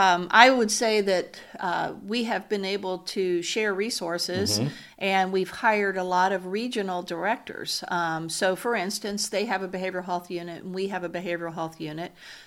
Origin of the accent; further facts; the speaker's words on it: Louisiana, United States; So I grew up in South Louisiana.